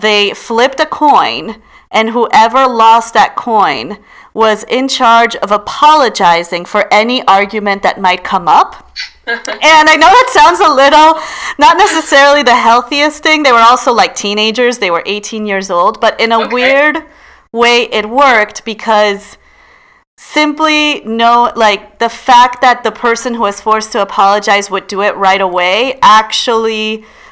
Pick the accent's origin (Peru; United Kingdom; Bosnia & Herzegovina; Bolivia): Peru; moved away; I'm from Peru